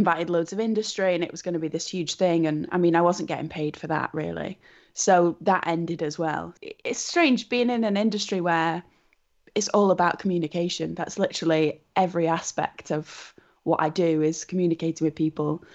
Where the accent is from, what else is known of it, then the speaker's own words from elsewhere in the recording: Wigan, North West England, United Kingdom; my hometown of Wigan